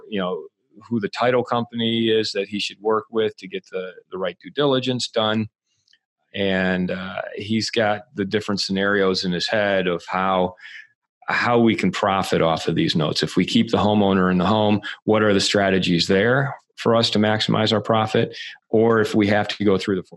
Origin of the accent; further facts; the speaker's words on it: Michigan, United States; moved away; also born or lived in Santa Monica, California / Los Angeles; I'm from Michigan originally